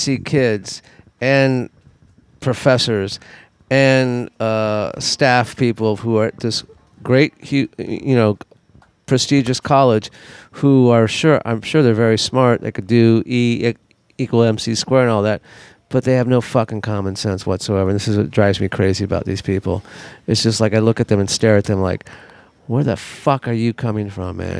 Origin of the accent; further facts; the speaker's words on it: Los Angeles, California, United States; growing up in Hollywood and show business